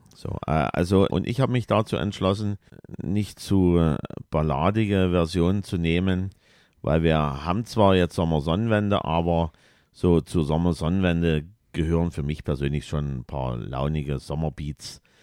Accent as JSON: {"language": "German", "region": "East Germany", "country": "Germany", "said": "wir sind ja ein bisschen Ossi-Kinder"}